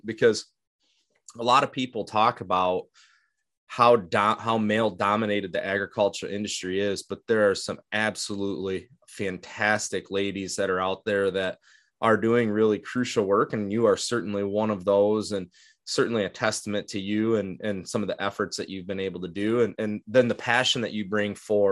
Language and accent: English; Utah, United States; in my home state, an hour and a half from my house